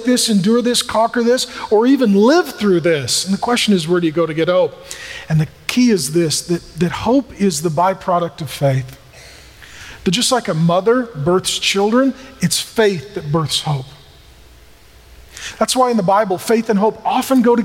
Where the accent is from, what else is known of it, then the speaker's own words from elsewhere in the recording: SeaTac, Washington, United States; I grew up in SeaTac